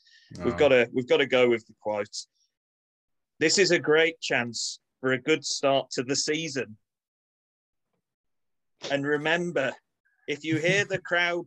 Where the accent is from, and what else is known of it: Manchester, North West England, United Kingdom; accent: close to Manchester